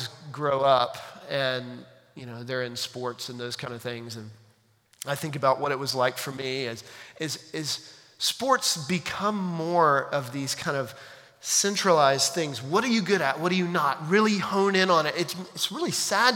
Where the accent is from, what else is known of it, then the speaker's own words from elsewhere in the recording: United States; we as American 21st century Christians